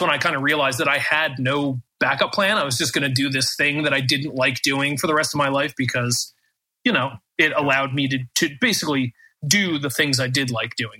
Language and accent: English; United States